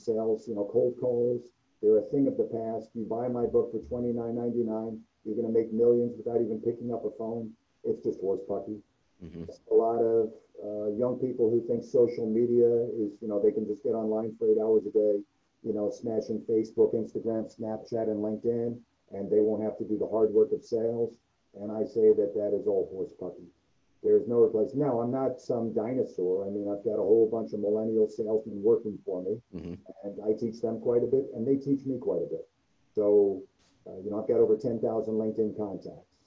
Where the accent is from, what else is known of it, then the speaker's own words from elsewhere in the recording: New York City, New York, United States; moved away as an adult; now in Cincinnati, United States; I was from the Bronx. We didn't want to raise our kids in New York.